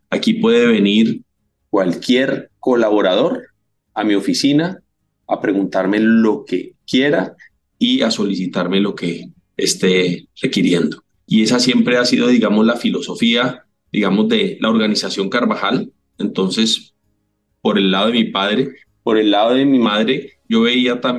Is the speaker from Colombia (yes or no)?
yes; Cali, Valle del Cauca, Colombia; moved away; 4 de agosto de 1971, mi infancia en Cali, lo único que tengo son gratos recuerdos. Esta es mi tierra bonita, mi tierra preciosa, mi valle